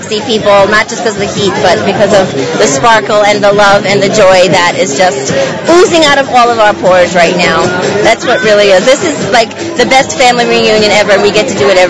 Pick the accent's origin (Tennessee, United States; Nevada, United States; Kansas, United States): Nevada, United States; Las Vegas; I'm from right here in Las Vegas, Nevada